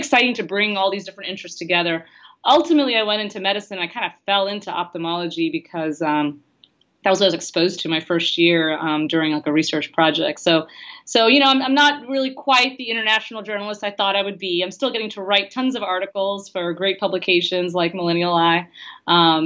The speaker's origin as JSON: {"language": "English", "town": "Houston", "region": "Texas", "country": "United States", "tie": "born or raised there", "also_born_or_lived": "St. Louis", "said": "I grew up in Houston"}